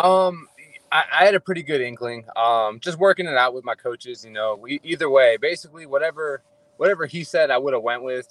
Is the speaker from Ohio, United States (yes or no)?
yes; Ohio, United States; moved away as an adult; also born or lived in Hawaii; now in Fairfield, California, United States; So I was born and raised in Ohio.